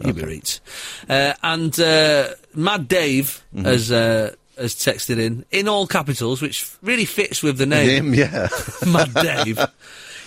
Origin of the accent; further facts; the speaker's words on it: Salford, North West England, United Kingdom; I was born in Salford